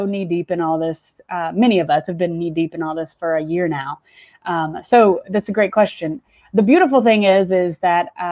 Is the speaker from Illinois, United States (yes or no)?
no; Atlanta, Georgia, United States; also born or lived in Charlotte; I actually grew up in the suburbs west of Atlanta and was here through high school